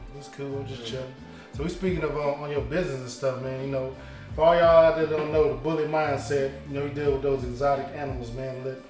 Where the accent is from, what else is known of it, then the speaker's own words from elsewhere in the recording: the South, United States; I'm from the South, and I'm used to regular like pit bulls and big ones